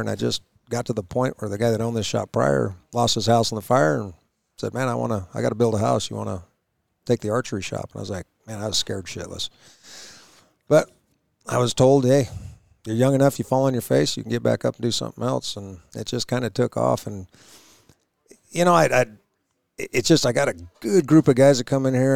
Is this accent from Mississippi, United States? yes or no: no; Idaho, United States; Growing up in Idaho, my dad and my grandpa, we go hunting